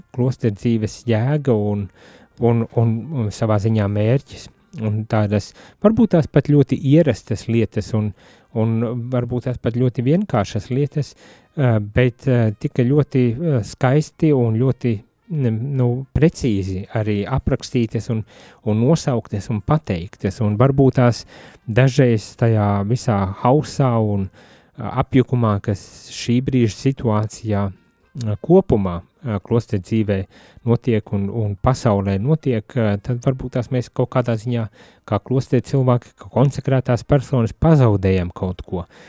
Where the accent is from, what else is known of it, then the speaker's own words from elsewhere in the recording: Latvia; Es no Latvijas